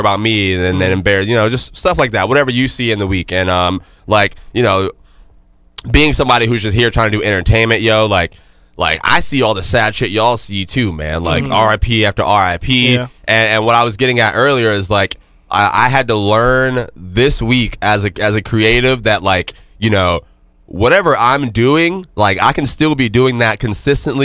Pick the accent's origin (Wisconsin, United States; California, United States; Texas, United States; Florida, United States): Florida, United States; Jacksonville; I'm from Jacksonville